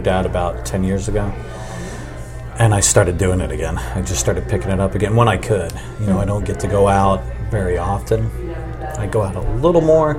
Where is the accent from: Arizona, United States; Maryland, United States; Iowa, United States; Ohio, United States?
Arizona, United States; Phoenix; now in Carmel, United States; I grew up out west. I grew up in Phoenix, Arizona